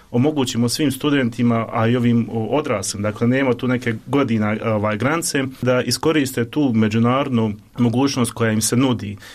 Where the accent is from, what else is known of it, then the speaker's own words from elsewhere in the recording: Bosnia & Herzegovina; also born or lived in Bristol, England; iako smo rođeni u Bosni i Hercegovini